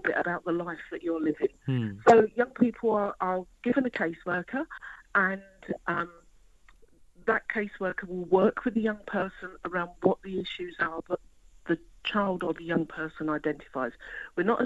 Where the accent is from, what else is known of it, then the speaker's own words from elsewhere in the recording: London, United Kingdom; when I was a young person growing up in London, there was plenty of accommodation, there was plenty of jobs. You know, I'm a working class girl from Forest Gate